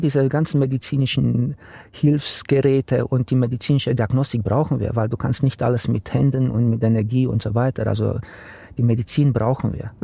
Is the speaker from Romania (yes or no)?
yes; Romania; now in Germany; Ich bin gebürtiger Rumäne. Ich mhm. bin in Rumänien aufgewachsen unter einer Diktatur